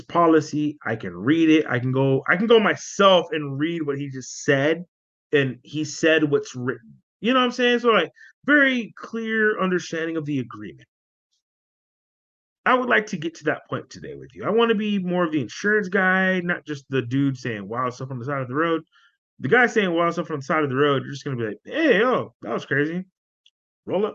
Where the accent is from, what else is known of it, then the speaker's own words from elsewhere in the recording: San Antonio, Texas, United States; I'm from San Antonio, Texas